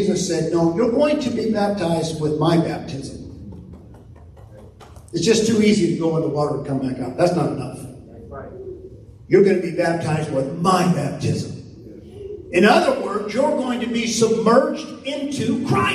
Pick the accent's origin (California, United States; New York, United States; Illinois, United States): California, United States; now in Tulsa, United States; we're from California, and I mean from California